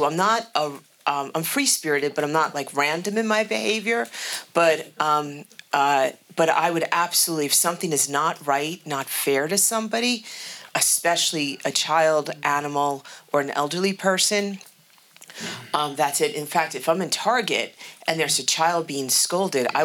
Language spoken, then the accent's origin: English; New York City, New York, United States; I grew up in New York City and I was born in the Bronx.